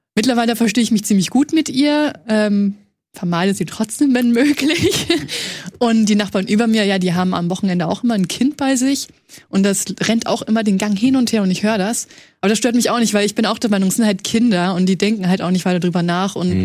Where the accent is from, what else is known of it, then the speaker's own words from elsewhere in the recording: Franconia, Bavaria, Germany; ich komme aus Franken